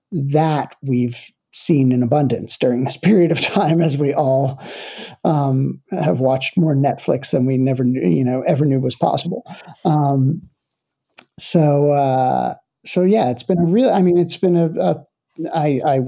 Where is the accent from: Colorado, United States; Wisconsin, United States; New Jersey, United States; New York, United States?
New Jersey, United States; Livingston; I was born and raised in New Jersey, and Livingston, New Jersey was my hometown, is my hometown